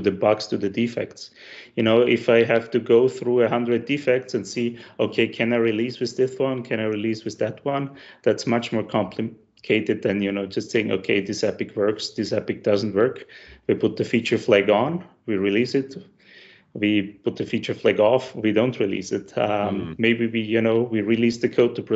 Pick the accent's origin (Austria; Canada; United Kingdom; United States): Austria; Styria; I'm from the south of Austria. So if any of your listenings are wondering why my accent sounds familiar, that's because I'm from the same area as Arnold Schwarzenegger